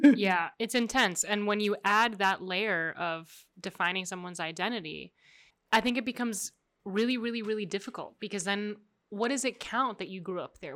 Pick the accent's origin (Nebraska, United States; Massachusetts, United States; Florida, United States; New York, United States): Florida, United States; Miami; accent: American; first language Spanish; English is a second language; we're both born and raised here